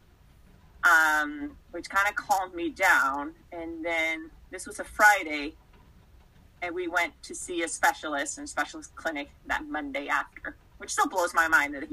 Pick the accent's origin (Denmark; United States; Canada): Denmark; moved away as an adult; I grew up in Denmark. So back then, I was still back in Denmark